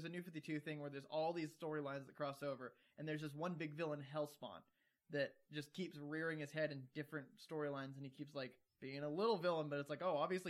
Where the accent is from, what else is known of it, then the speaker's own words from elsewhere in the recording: Georgia, United States; I've gone from Southern to Midwestern, and I grew up in Georgia.